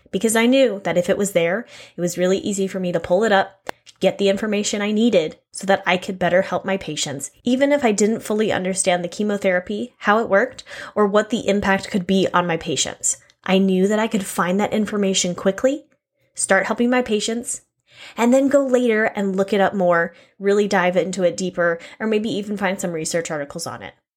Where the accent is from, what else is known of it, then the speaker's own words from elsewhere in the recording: Texas, United States; I'm from Texas